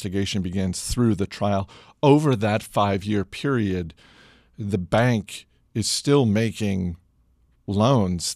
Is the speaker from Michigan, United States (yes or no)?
no; Maine, United States; as a proud son of Maine